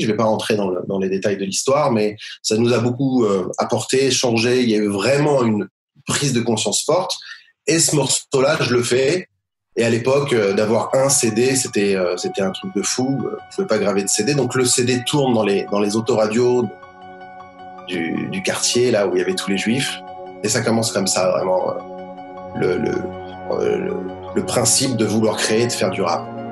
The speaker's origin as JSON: {"language": "French", "town": "Sarcelles", "region": "Île-de-France", "country": "France", "tie": "born or raised there", "moved": "yes", "lives_now": "Beit Shemesh, Israel", "said": "Sarcelles, euh, à côté de Paris, une, une fameuse, fameuse ville"}